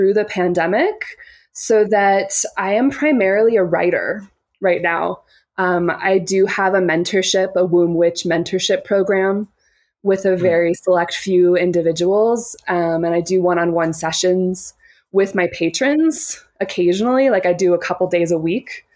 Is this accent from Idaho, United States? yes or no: yes; Boise, Idaho, United States; moved away as an adult; also born or lived in Portland, Oregon; I grew up in Boise, Idaho, and I spent my last 3 years there. And I was in Portland, Oregon for almost the entirety of my 20s